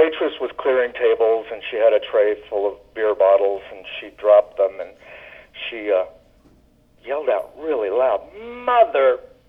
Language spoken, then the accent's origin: English; the South, United States; I'm from the South.